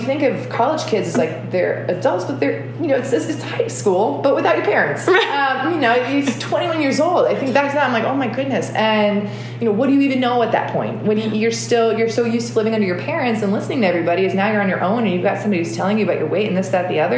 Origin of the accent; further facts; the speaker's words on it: United States; as an American, you know, living in the US, and then I was a dual citizen